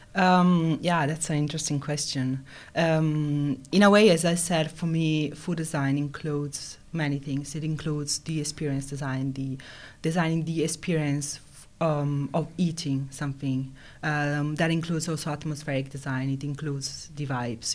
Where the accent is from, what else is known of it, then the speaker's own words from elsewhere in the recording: Italy; moved away as an adult; also born or lived in Finland; now in Helsinki, Finland; I'm from Italy